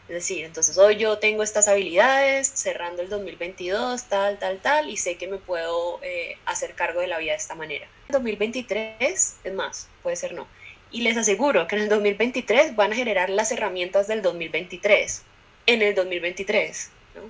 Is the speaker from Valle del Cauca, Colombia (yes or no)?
yes; Cali, Valle del Cauca, Colombia; soy caleña